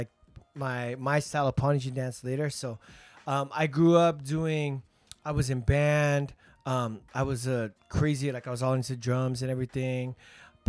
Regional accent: Anaheim, California, United States; I grew up in Orange County. I was born and raised in Anaheim.

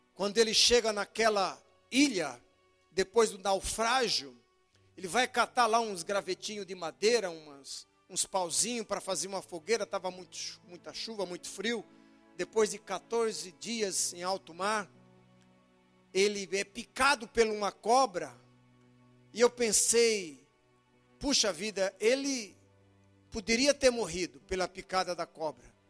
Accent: Brazil; eu sou crente e sou brasileiro

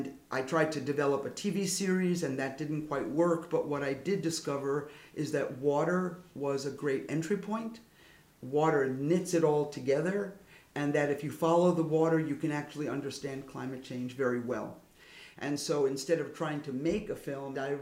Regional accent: New York City, New York, United States; I'm from Brooklyn, New York

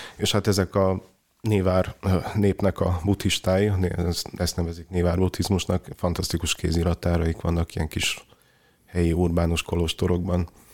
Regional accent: Cluj-Napoca, Cluj County, Romania; moved away; én ugye Kolozsváron nőttem fel

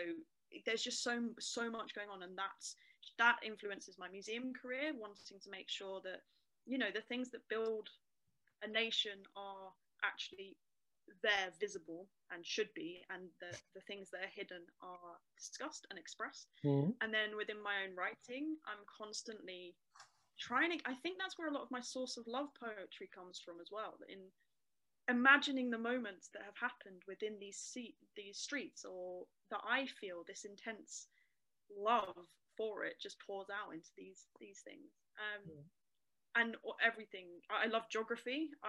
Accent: Camden, London, United Kingdom; my experiences growing up in Camden, I grew up mostly, my mum worked in the pub that I talk about quite a lot, the Cock Tavern.

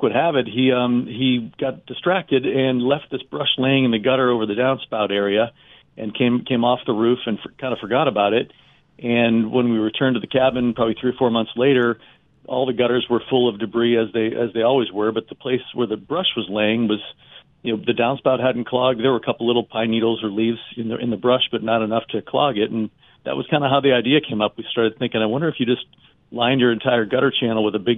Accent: United States; also born or lived in Pennsylvania; I grew up in Ohio and Pennsylvania

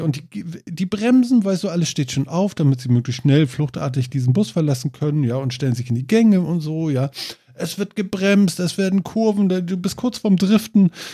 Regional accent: Germany; Als Deutscher

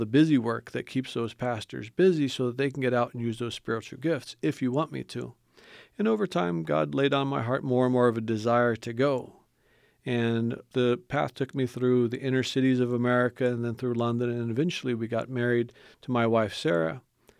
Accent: Indonesia; I grew up in Indonesia. My parents were missionaries in Indonesia, and I grew up seeing the need in the Muslim nation

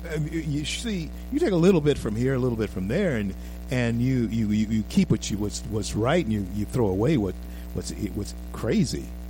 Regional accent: Louisiana, United States; I'm from Louisiana.

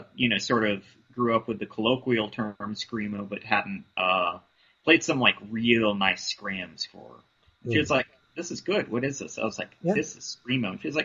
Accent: Fredericksburg, Virginia, United States; moved away; they're from my hometown.

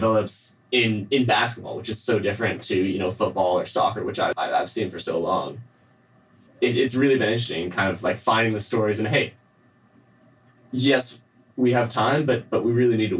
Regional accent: Seattle, Washington, United States; I'm from Seattle

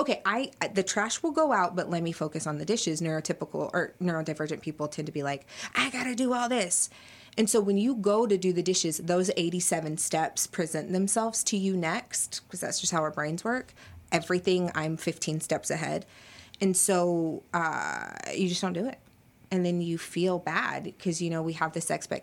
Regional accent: United States; As an American child

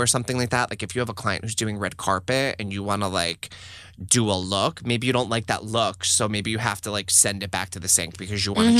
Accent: New Jersey, United States; I'm from Jersey, all right?

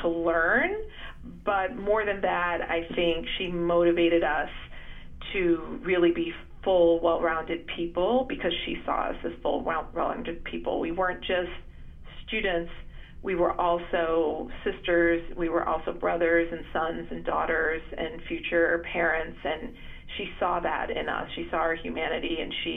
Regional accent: United States; I'm Indian American, second generation

